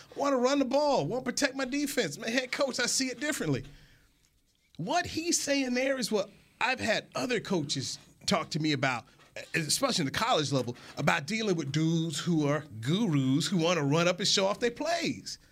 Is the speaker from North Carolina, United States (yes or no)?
yes; North Carolina, United States; now in Frisco, United States; Haven't haven't spent a lot of time growing up in North Carolina